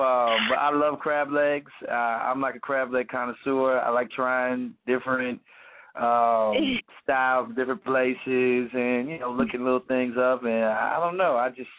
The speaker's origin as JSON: {"language": "English", "town": "Tampa", "region": "Florida", "country": "United States", "also_born_or_lived": "St. Petersburg / Illinois", "said": "I'm from Tampa, Florida. Tampa, Florida. Yes, indeed. I was born in St. Petersburg, which is a city right underneath Tampa. I was raised in a military family, so we moved around. We went to Illinois."}